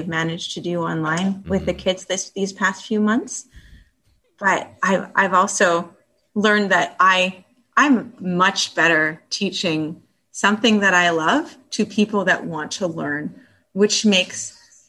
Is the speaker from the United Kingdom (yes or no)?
no; Northern British Columbia, Canada; now in Thunder Bay, Canada; when I grew up in British Columbia in Northern BC and went to cooking school there.